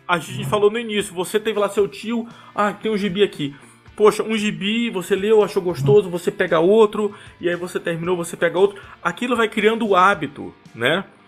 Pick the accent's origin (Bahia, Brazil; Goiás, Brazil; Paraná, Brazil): Bahia, Brazil; accent: Bahian; first language Portuguese; moved away; also born or lived in Rio de Janeiro / São Paulo; essa minha característica do, do sotaque baiano ela continua muito forte